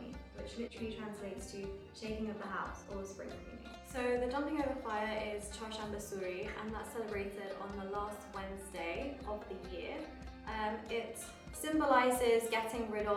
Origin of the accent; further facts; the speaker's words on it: London, United Kingdom; I'm born in London, but my parents are from Iran.